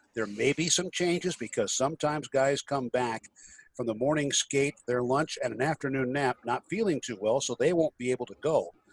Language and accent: English; Illinois, United States; Illinois, which is even worse, my home state